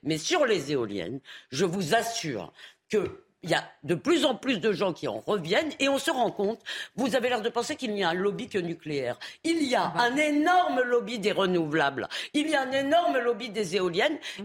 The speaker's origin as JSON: {"language": "French", "town": "Épinay-sur-Seine", "region": "Île-de-France", "country": "France", "tie": "born or raised there", "said": "Quand j'étais jeune à Épinay-sur-Seine"}